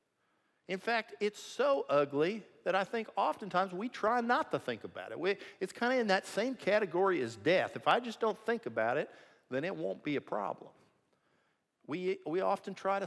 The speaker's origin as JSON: {"language": "English", "region": "Missouri", "country": "United States", "said": "I'm from Missouri"}